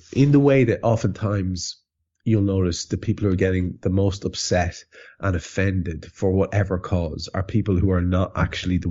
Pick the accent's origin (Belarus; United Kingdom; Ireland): Ireland; an Irish lad